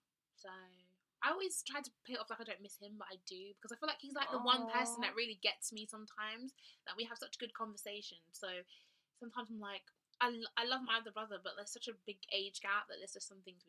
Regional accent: Birmingham, West Midlands, United Kingdom; I'm from Birmingham.

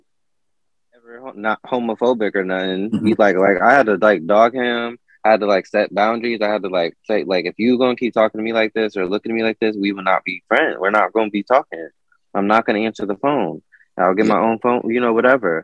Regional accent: Elyria, Ohio, United States; I grew up in Elyria, Ohio. Lorain, Ohio

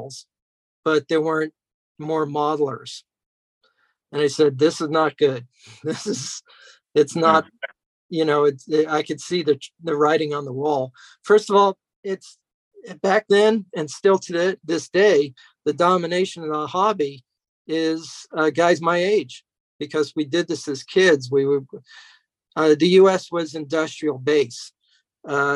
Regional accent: Temple City, California, United States; also born or lived in New York; I grew up in Temple City.

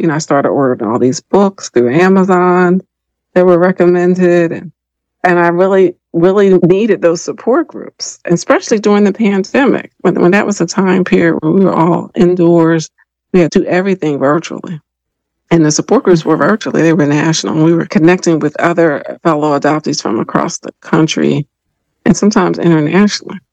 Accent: Philadelphia, Pennsylvania, United States; moved away as an adult; now in Washington, D.C. area, United States; I grew up in Philadelphia, PA.

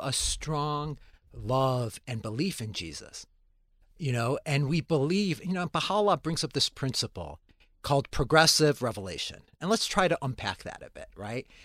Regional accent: Chicago, Illinois, United States; I grew up in a Christian and Jewish town, um, in the north side of Chicago

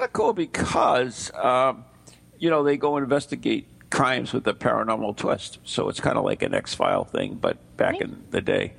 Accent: United Kingdom; Steve is the American and I'm the Brit

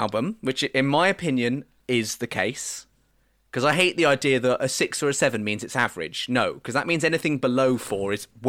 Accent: United States; That's my right as an American.

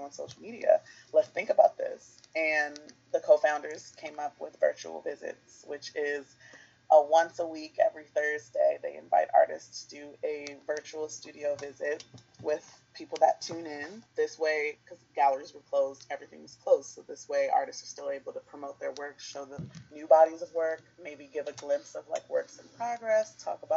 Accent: Baltimore, Maryland, United States; I'm from Baltimore, so it's just thinking of the communities that have made me

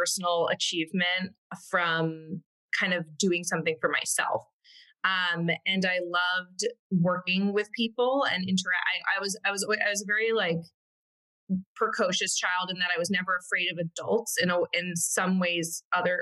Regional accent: Connecticut, United States; moved away as an adult; now in Brooklyn, United States; I am from Connecticut, in a suburb of New York, and grew up there my entire life.

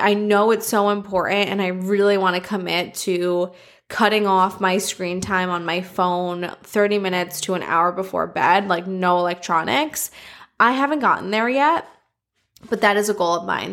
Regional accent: New York City, New York, United States; I'm a New Yorker.

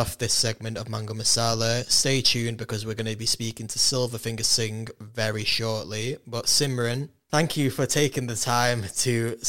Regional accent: Warrington, North West England, United Kingdom; Warrington, yeah. I grew up in Warrington.

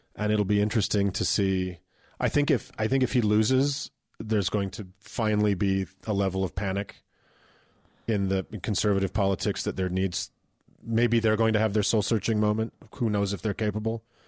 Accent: Utah, United States; we're from Utah

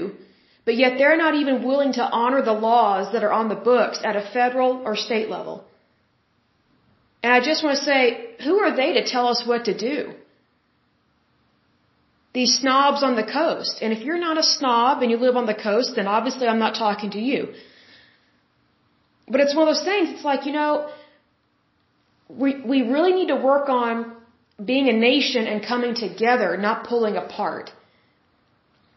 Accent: Oklahoma, United States; I'm from Oklahoma and we're close to the border

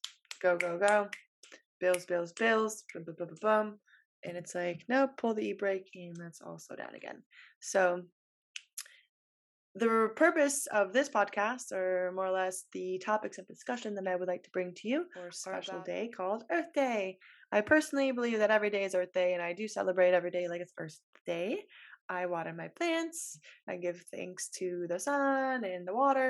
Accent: west coast of Florida, United States; moved away as an adult; living on the east coast of Florida versus the west coast where I grew up

